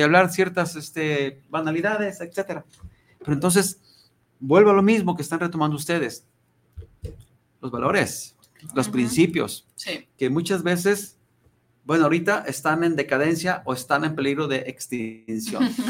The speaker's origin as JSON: {"language": "Spanish", "town": "Ruiz", "region": "Nayarit", "country": "Mexico", "moved": "yes", "lives_now": "Guadalajara, Mexico", "said": "Yo soy de la tierra de los Coras, yo soy de Ruiz Nayarit"}